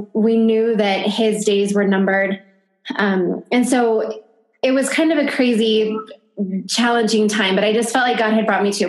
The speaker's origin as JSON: {"language": "English", "region": "California", "country": "United States", "tie": "born or raised there", "also_born_or_lived": "Virginia", "moved": "as an adult", "lives_now": "northern New Mexico, United States", "said": "I was born and raised in California, but I am now living in northern New Mexico"}